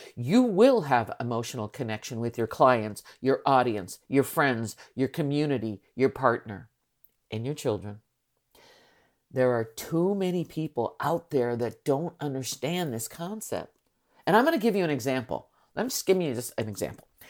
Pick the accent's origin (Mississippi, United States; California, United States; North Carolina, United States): California, United States; San Francisco; I am from San Francisco